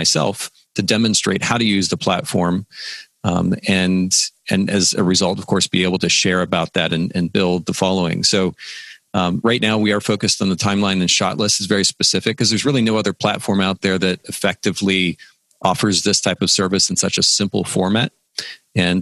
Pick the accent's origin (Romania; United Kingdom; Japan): Japan; now in Chattanooga, United States; I grew up in Japan